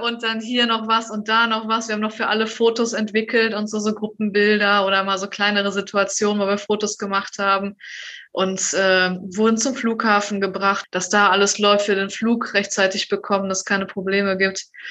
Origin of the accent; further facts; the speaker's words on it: Germany; wir irgendwie als Deutsche